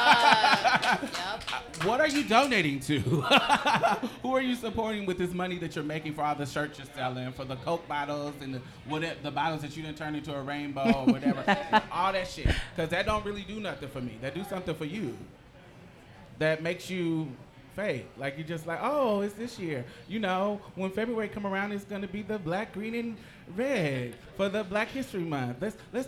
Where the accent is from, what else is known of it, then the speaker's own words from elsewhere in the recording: Houston, Texas, United States; also born or lived in Indianapolis, Indiana / Jackson, Mississippi; I'm from Houston